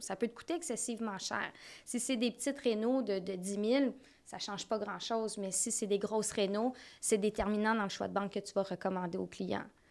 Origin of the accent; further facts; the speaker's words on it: North Shore, Lower Laurentians, Quebec, Canada; Moi, je viens de la Rive-Nord. Euh, des basses Laurentides